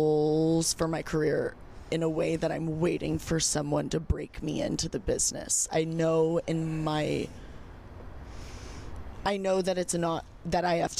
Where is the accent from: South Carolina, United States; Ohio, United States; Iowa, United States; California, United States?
California, United States; Los Angeles; a bitch who was born and raised in Los Angeles